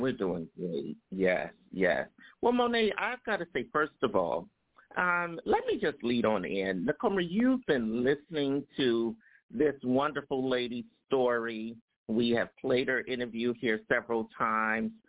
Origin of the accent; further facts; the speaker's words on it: New York City, New York, United States; New York City, my hometown here, uh, which is uh, where I live.